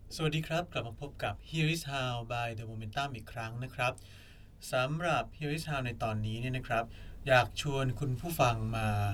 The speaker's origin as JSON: {"language": "Thai", "region": "Bangkok", "country": "Thailand", "said": "พวกเราชาวกรุงเทพ"}